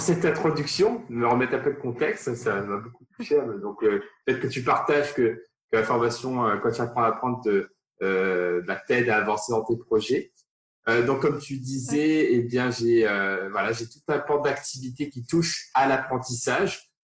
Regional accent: Réunion; moved away; je viens de, de l'île de la Réunion, la plus petite commune de l'île de la Réunion

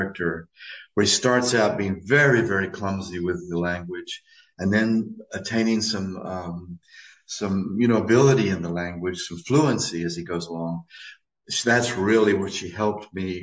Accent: United States; I'm an American

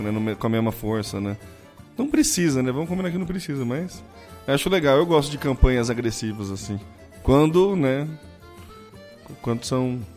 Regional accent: São Carlos, São Paulo, Brazil; Eu falo mobile porque eu sou de São Carlos.

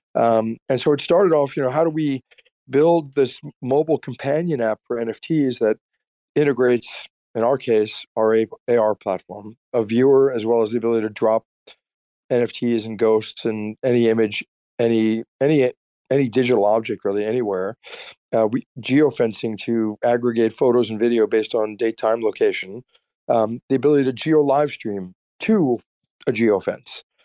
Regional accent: Austin, Texas, United States; we're from Austin

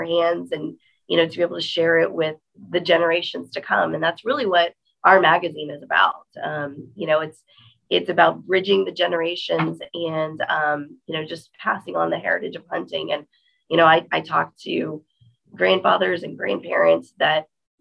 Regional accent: Texas, United States; I'm from Texas

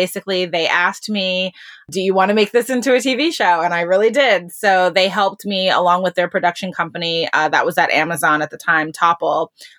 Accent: Boston, Massachusetts, United States; also born or lived in North Carolina / Cleveland / New York; now in Los Angeles, United States; I grew up mostly in Boston, but also lived in North Carolina and Cleveland for a while, graduated from high school in Cleveland and went to New York for college.

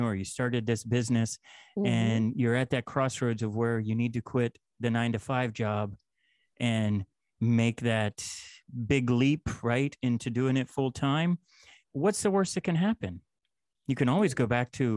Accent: Pennsylvania, United States; moved away as an adult; also born or lived in Nashville / Austin / Los Angeles / Singapore; I grew up in Pennsylvania

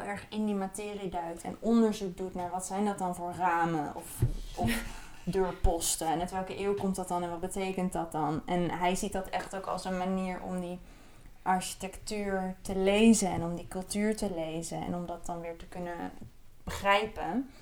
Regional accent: Netherlands; als Nederlander

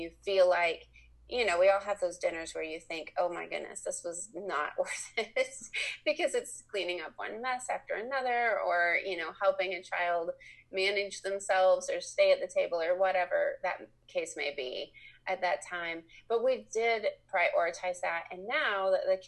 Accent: Indiana, United States; moved away as an adult; now in Lexington, Kentucky, United States; I was raised in Indiana, but we've lived here since 1990

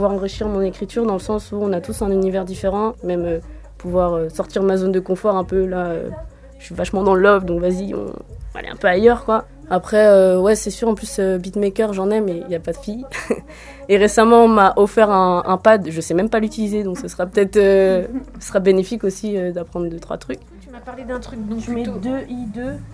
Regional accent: Saint-Brieuc, Brittany, France; j'ai 21 ans, et du coup, je viens de Saint-Brieuc.

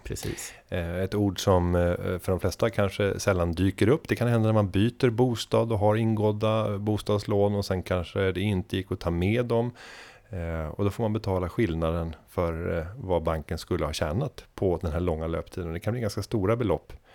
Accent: Sweden

